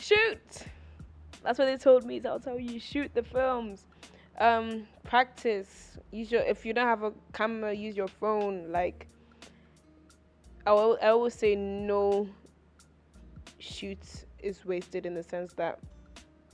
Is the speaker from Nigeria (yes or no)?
yes; Nigeria; also born or lived in United Kingdom; I was born in Britain and, like, I am British, but, like, my roots are, like, my heart is Nigerian. Like, my formative years were Nigerian.